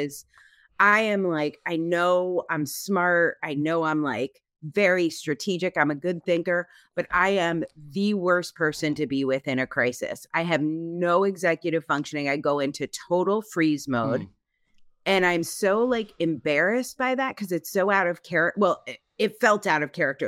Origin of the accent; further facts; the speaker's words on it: Connecticut, United States; being Italian American, growing up in Connecticut